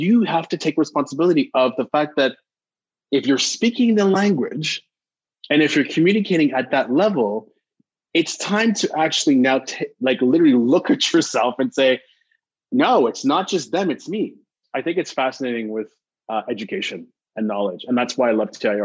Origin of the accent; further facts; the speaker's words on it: Montreal, Quebec, Canada; I was born and raised in Montreal, so I had an opportunity of working with the French community.